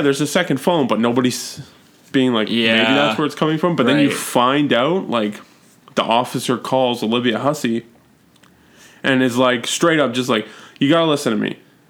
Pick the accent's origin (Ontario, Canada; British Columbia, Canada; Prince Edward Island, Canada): Ontario, Canada; Toronto; I was born in Toronto